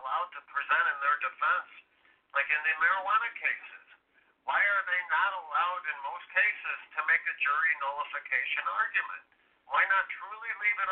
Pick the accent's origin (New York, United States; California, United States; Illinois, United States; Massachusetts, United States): Illinois, United States; I'm from Illinois